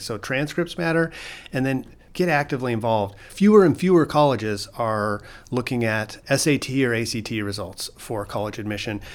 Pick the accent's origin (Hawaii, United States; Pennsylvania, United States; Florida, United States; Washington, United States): Washington, United States; Lakewood; I grew up in Clover Park School District